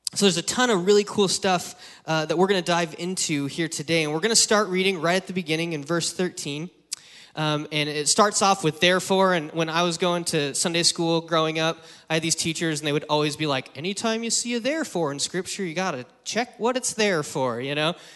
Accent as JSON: {"language": "English", "region": "Wyoming", "country": "United States", "tie": "born or raised there", "moved": "yes", "lives_now": "San Francisco Bay Area, United States", "said": "I grew up in Wyoming"}